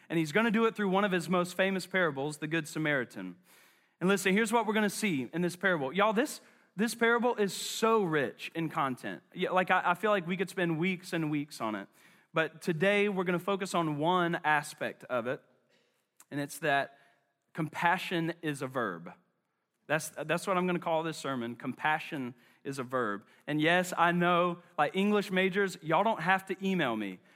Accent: Charlotte, North Carolina, United States; I'm from West Charlotte

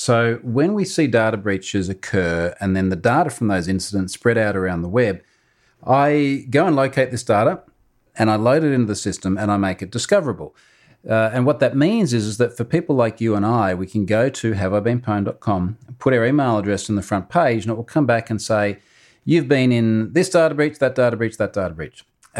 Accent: Australia; I am an Australian.

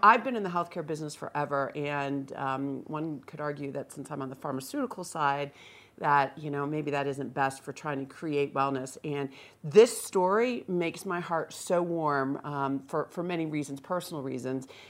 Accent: Northeast, United States; now in Vail, United States; I am a transplant from the Northeast

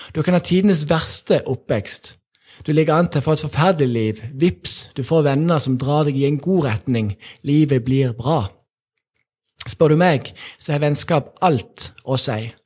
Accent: Sokndal, Rogaland, Norway; jeg vokste opp i Sokndal

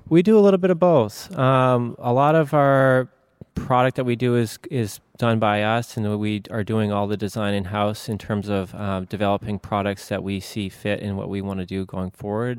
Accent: Maine, United States; also born or lived in Savannah, Georgia; I'm from Maine

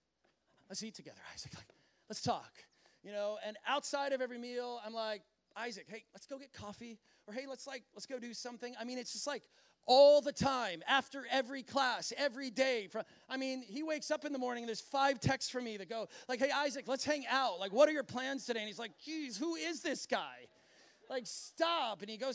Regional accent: Minnesota, United States; I know he's from Wisconsin and I'm from Minnesota, and it's like, yeah, we could have some things in common

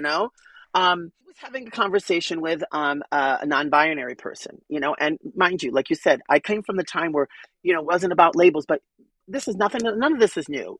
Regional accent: New York City, New York, United States; were starving artists growing up in Manhattan

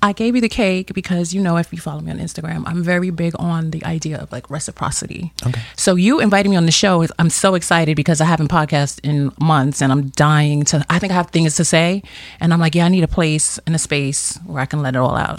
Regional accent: New York City, New York, United States; born and raised in Brooklyn

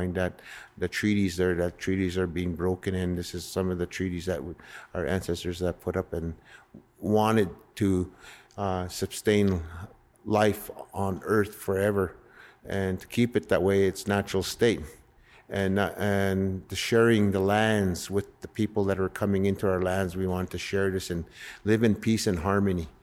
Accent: North Battleford, Saskatchewan, Canada; also born or lived in Red Pheasant Reserve; I grew up in North Battleford

